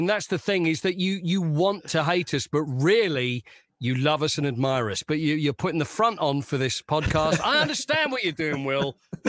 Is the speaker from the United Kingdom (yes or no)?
yes; Essex, East of England, United Kingdom; where I grew up in Essex, and I'm a little bit older than you